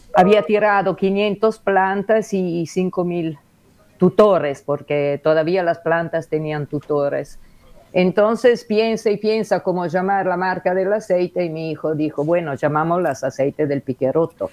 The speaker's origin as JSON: {"language": "Spanish", "town": "Genoa", "region": "Liguria", "country": "Italy", "tie": "born or raised there", "second_language": "Spanish", "moved": "as an adult", "lives_now": "Uruguay", "said": "yo soy de Génova"}